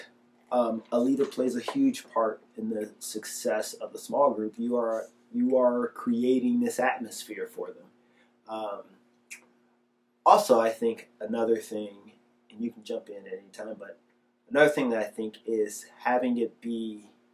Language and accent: English; Detroit, Michigan, United States; growing up in Michigan